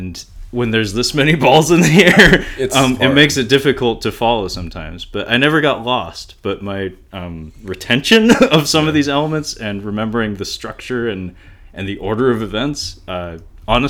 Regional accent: United States; we're American

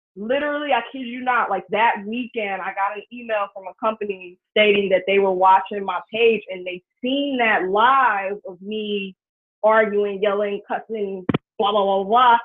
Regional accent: Cincinnati, Ohio, United States; I'm originally from Ohio

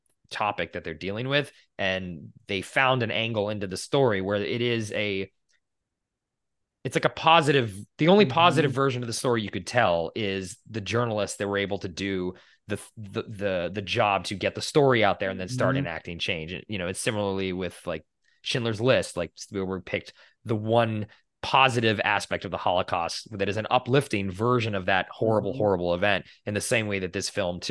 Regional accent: Boston, Massachusetts, United States; I grew up in Boston

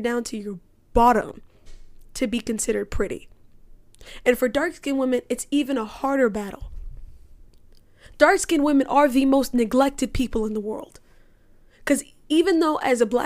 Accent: Cayman Islands; also born or lived in United States; I grew up in the Cayman Islands. I still live in the Cayman Islands, even though I go to school in the United States

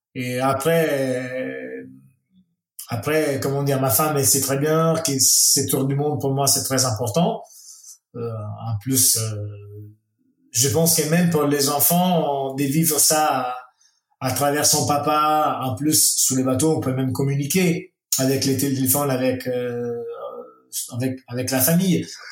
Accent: Italy; French is a second language; chez nous en Italie

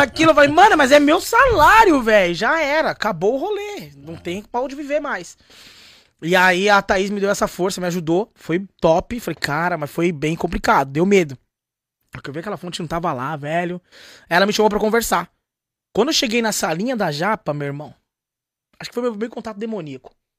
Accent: São Paulo, Brazil; now in Londrina, Brazil; vim da Zona Leste de São Paulo

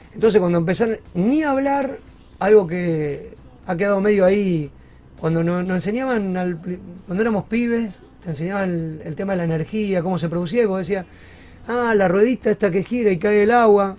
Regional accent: Rosario, Santa Fe, Argentina; soy rosarino, soy más rosarino que argentino

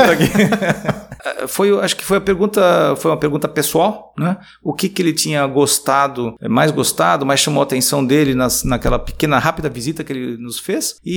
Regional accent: Jaraguá, Goiás, Brazil; olha, eu sou lá de Jaraguá, onde o Morão teve lá e aconteceu isso

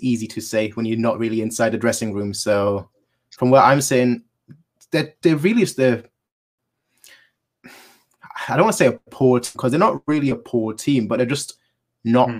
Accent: Munich, Bavaria, Germany; I was born in Munich

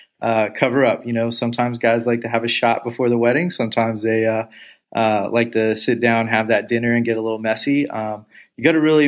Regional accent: Texas, United States; I'm being from Texas

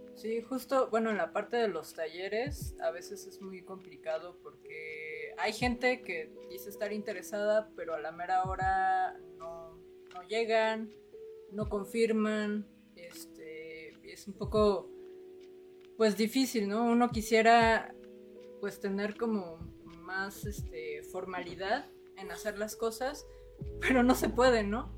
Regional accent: Mexico City, Mexico; now in Cuernavaca, Mexico; yo no soy de acá de Cuernavaca, yo soy de la Ciudad de México

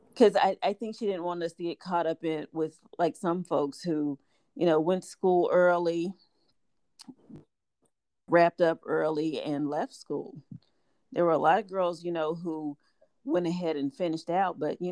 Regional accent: Midwest, United States; we're from the Midwest

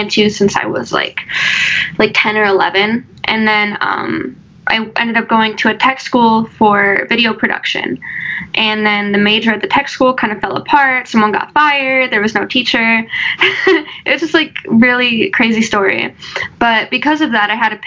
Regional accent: Las Vegas, Nevada, United States; I was born in Vegas, actually. Born and raised.

